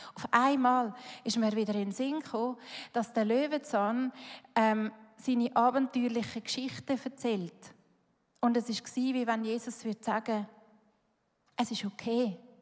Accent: Switzerland; Schweiz, das sind wir

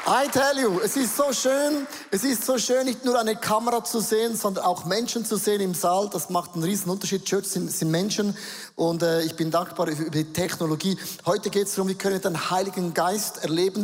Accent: Switzerland; accent: Swiss German; first language Swiss German; German is a second language; auf Schweizerdeutsch umstellen, das ist meine Muttersprache

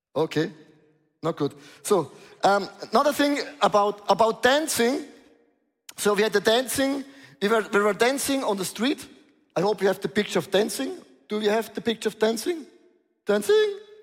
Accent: Switzerland; I'm from Switzerland

